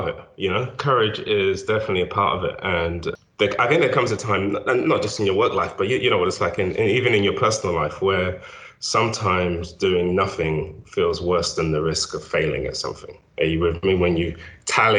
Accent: London, United Kingdom; moved away as an adult; also born or lived in Nigeria; now in United States; I was born in Nigeria, grew up in South London, didn't come to the States until I was in my 30s

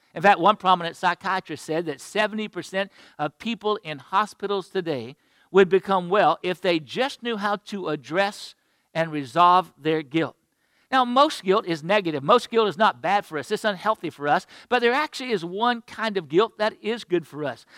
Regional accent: Florida, United States; my home state of Florida.

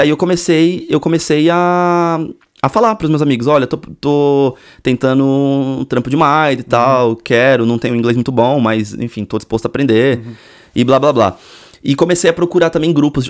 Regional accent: Cubatão, São Paulo, Brazil; moved away as an adult; also born or lived in Santos; eu nasci em Santos. Aham. Uhum. É, litoralzão. Mas eu morava. Só nasci só. Uhum. Mas eu morava numa cidade vizinha, Cubatão.

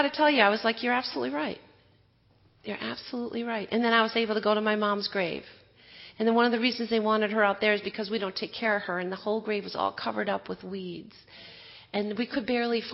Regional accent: Wisconsin, United States; moved away; I grew up in Wisconsin.

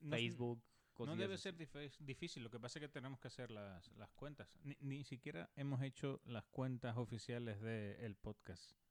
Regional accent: Canary Islands, Spain; accent: Canarian; also born or lived in Mexico; que hablo como peninsular, que los de la península me dicen que soy canario y eh, ahora que después de vivir cinco años en México dicen que tengo acento mexicano.

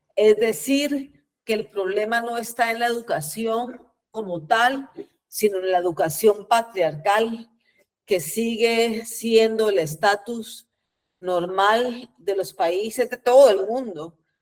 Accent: Guatemala; nací en Guatemala en el año 74 y como ustedes bien saben, Guatemala tuvo una guerra civil eh, que empezó en el 54, terminó en el 96. Así que a mí me tocó nacer y crecer en los peores años del conflicto armado

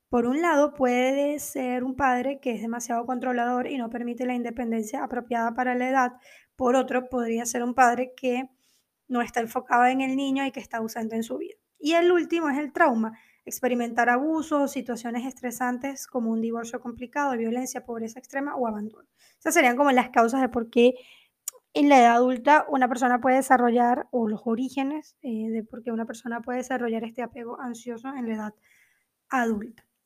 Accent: Venezuela; also born or lived in Argentina; now in Portugal; sobre todo cuando emigré de Venezuela a Argentina y luego de Argentina a Portugal

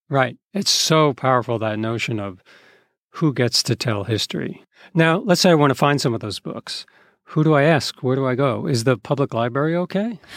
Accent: East Coast, United States; As a kid growing up on the East Coast in a white liberal community

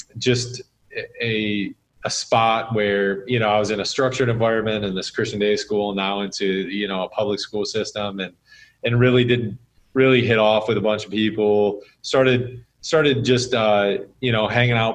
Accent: Sterling Heights, Michigan, United States; born or raised there

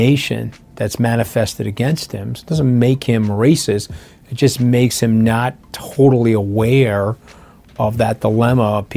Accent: New York, United States; I'm a New Yorker.

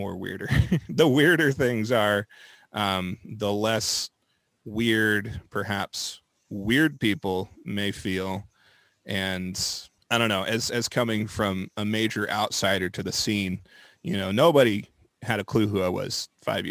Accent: Moore, Oklahoma, United States; I was born in Oklahoma City, raised in Moore, and I've just kind of bounced around the metro pretty much my whole life

